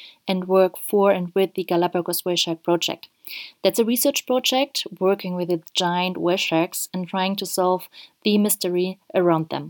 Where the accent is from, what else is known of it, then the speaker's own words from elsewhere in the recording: Germany; now in Ecuador; I'm originally from Germany and live at this very moment in Ecuador.